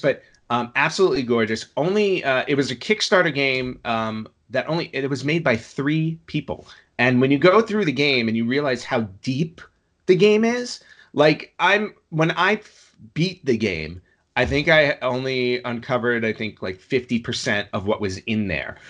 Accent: New York, United States; I grew up in New York

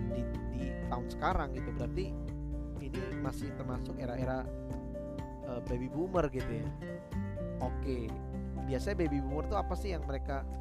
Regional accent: Java, Indonesia; misalkan orang Batak gitu ya bertemu sama kita orang Jawa

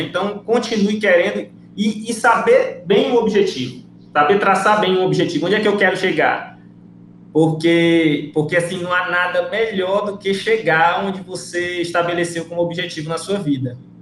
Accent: Ceará, Brazil; moved away as an adult; also born or lived in Rio Branco, Acre; now in Acre, Brazil; sou cearense

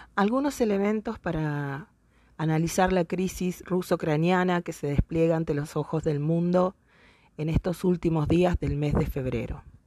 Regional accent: Argentina

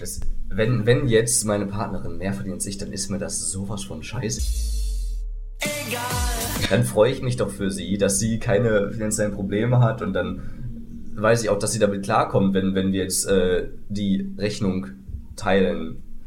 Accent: West Germany, Germany; ich bin ja hier der Westteil des Ost-West-Konflikts

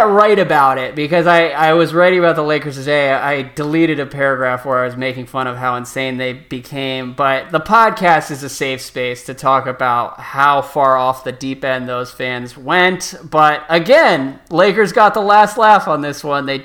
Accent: California, United States; But growing up in the Bay Area, I have a ton of friends from

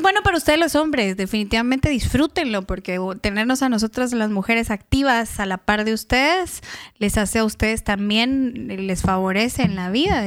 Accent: Guatemala; accent: chapín; moved away; Yo soy de una región de, de Guatemala que, bueno, Guatemala empezando es un país pequeñitito, pero estamos muy segregados también y muy divididos culturalmente. Es, yo soy de Chiquimula y de Zacapa

